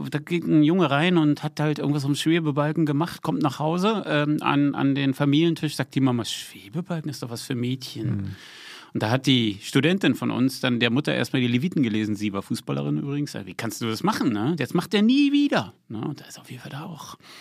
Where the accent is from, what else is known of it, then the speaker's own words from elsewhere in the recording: Berlin, Germany; now in Potsdam, Germany; Jetzt bin ich in Potsdam ja noch, wohne da ja auch noch, ne? Aber ich bin Berliner